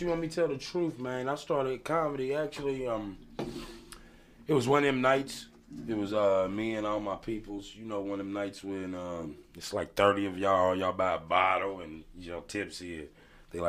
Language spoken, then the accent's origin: English; Louisville, Kentucky, United States; I'm from Beachy Terrace.